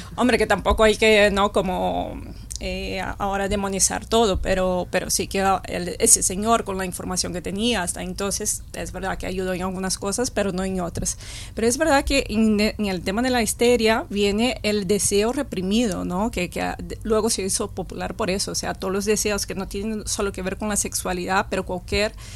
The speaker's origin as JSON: {"language": "Spanish", "country": "Brazil", "moved": "yes", "lives_now": "Spain", "said": "soy de Brasil"}